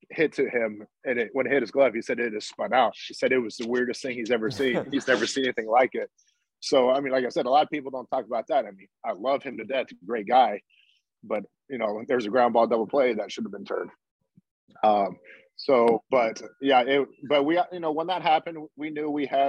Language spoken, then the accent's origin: English; Atlanta, Georgia, United States; I grew up in Atlanta